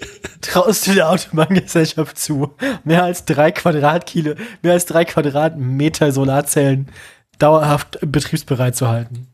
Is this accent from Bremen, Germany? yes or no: yes; Bremen, Germany; meine Heimatstadt